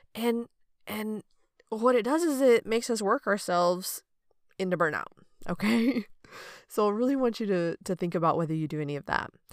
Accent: United States; growing up in America

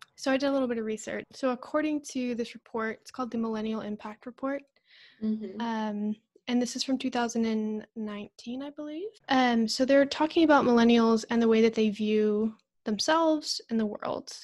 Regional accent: Northern Virginia, United States; I grew up in Northern Virginia, which is a very diverse city.

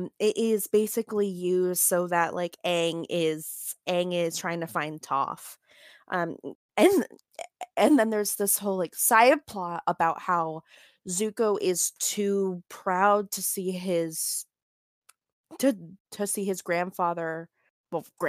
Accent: Florida, United States; We're from Florida

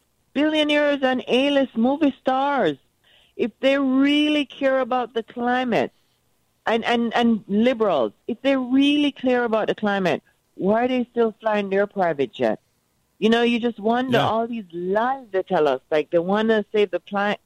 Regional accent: Jamaica; now in Florida, United States; I grew up in Jamaica, and I grew up, you know, as you'd say, a rich Jamaican

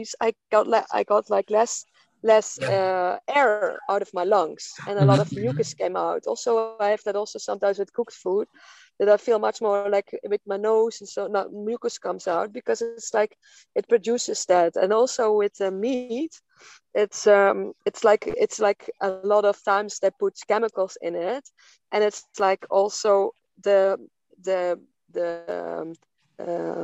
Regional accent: Netherlands; now in Portugal; I live off-grid in Portugal, and I come from Holland.

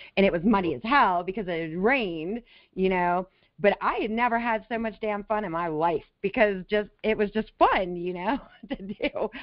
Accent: Las Vegas, Nevada, United States; also born or lived in California; now in Florida, United States; I grew up in Las Vegas

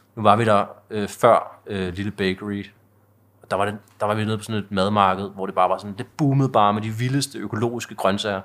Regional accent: Vium, Denmark; jeg er vokset op i Vium, der ligger en 10 km væk herfra

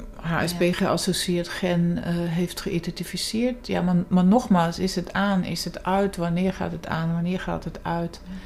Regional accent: Germany; moved away as an adult; also born or lived in England; deels in Duitsland, waar ik vandaan kom

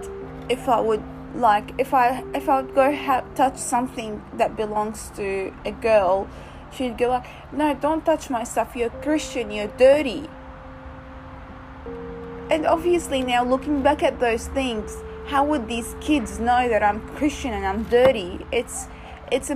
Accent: Iraq; also born or lived in Lebanon; now in Australia; being a girl and growing up in Iraq

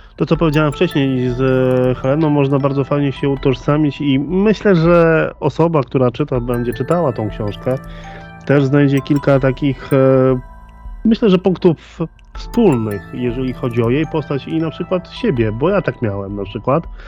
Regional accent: Łódź Voivodeship, Poland; Ja akurat jestem z województwa łódzkiego

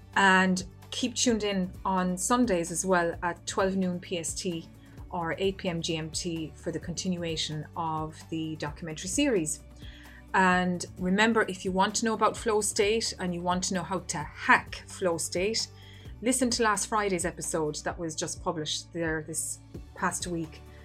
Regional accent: Ireland; my home country here of Ireland

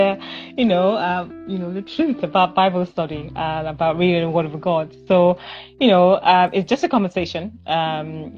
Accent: Delta, Nigeria; moved away as an adult; now in London, United Kingdom; And I am from West Africa. I was born in Delta State, Nigeria.

